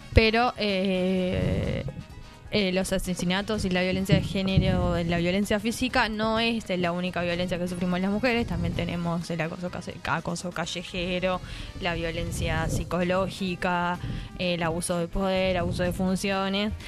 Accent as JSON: {"language": "Spanish", "country": "Uruguay"}